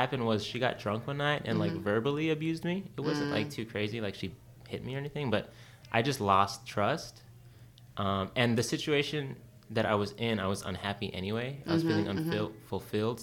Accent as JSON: {"language": "English", "town": "Los Angeles", "region": "California", "country": "United States", "tie": "born or raised there", "also_born_or_lived": "England, near London / Bay Area / Long Beach", "said": "I grew up in East"}